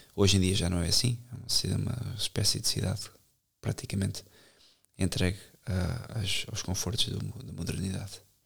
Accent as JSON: {"language": "Portuguese", "town": "Benavente", "region": "Santarém District", "country": "Portugal", "tie": "born or raised there", "said": "Benavente, onde eu cresci, desde os 4 anos"}